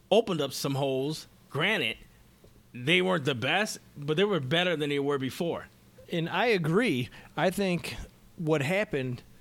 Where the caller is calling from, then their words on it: Red Hook, New York, United States; Red Hook, New York.